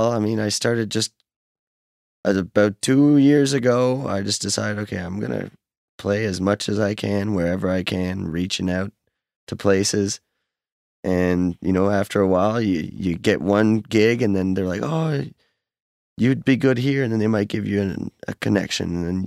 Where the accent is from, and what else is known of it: Fall River, Nova Scotia, Canada; born or raised there; moved away as an adult; also born or lived in Halifax, Nova Scotia; now in northern New Brunswick, Canada